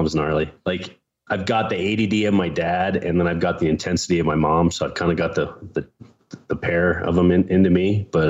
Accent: Pennsylvania, United States; moved away; I grew up in Pennsylvania on a farm

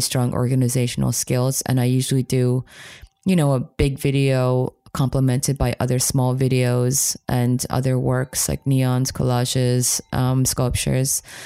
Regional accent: New York City area, United States; moved away as an adult; also born or lived in Poland / Germany; growing up in America, especially in the New York City area

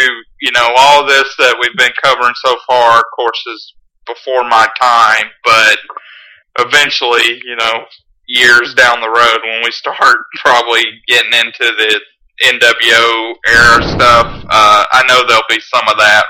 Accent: Georgia, United States; growing up in Georgia

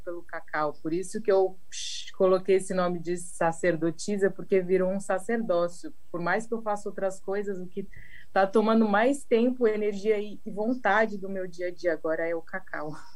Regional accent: São Paulo, Brazil; now in Paraty, Brazil; eu sou de São Paulo e hoje em dia eu moro aqui em Paraty

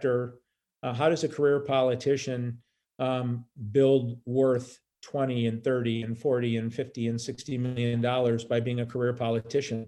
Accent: United States; my heart as an American

